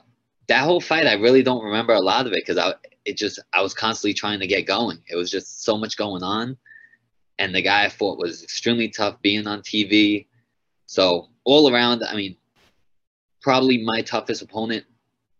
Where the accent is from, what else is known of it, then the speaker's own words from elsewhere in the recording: Long Island, New York, United States; my first five fights were all in Long Island in my hometown